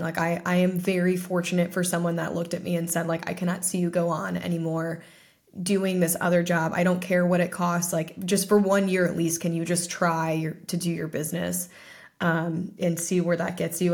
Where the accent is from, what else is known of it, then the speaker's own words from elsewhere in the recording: Ohio, United States; my hometown, which is in Ohio